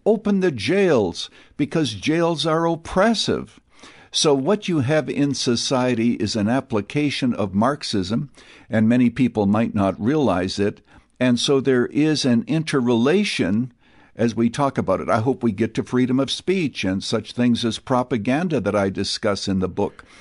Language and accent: English; Canada; now in United States; I was born and raised in Canada. So I am an American citizen today. I am naturalized